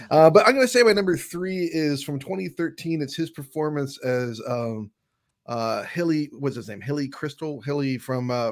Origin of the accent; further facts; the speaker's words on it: Michigan, United States; I'm from I'm from Michigan